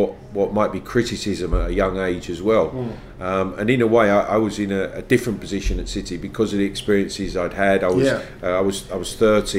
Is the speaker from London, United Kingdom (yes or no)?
yes; London, United Kingdom; I lived in and around the football club at Queen's Park Rangers growing up.